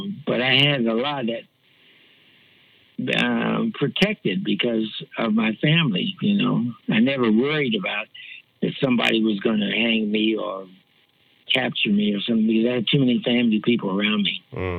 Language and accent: English; Columbus, Ohio, United States; Well, I grew up with a big family, so a lot of that stuff I was kind of protected from, because I grew up with a really big family.